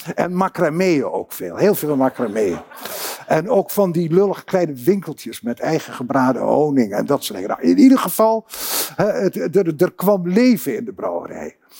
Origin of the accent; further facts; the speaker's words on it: Groningen, Netherlands; ik kom uh, reusachtig uit Groningen en daar ben ik ook heel trots op